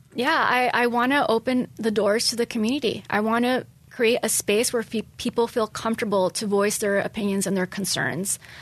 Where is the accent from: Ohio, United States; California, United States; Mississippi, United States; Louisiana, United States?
California, United States; Los Angeles; born or raised there; moved away as an adult; also born or lived in San Francisco; now in Poway, United States